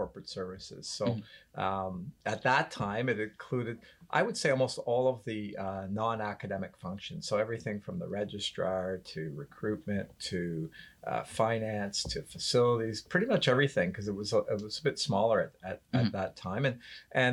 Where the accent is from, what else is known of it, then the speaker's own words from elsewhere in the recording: Barrie, Ontario, Canada; I grew up in Barrie